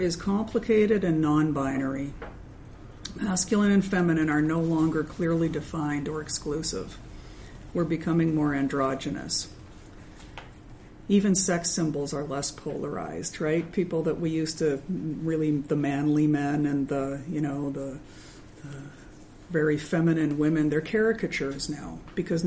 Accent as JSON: {"language": "English", "region": "Minnesota", "country": "United States", "said": "I'm from Minnesota"}